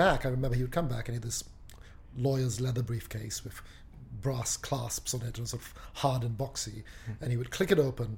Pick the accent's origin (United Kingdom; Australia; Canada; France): United Kingdom; London; moved away as an adult; also born or lived in Malaysia; now in United States; I was born in Malaysia, but we moved to London the first time when I was about 2